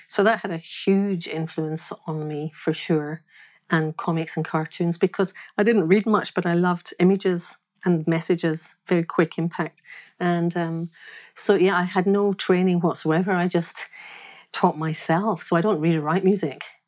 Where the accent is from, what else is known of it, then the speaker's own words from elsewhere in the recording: Glasgow, Scotland, United Kingdom; I am from Glasgow. I'm born, I was born in Scotland